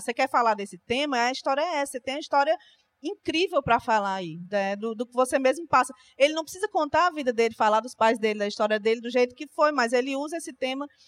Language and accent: Portuguese; Fortaleza, Ceará, Brazil; real oficial eu sou de Fortaleza. Do Ceará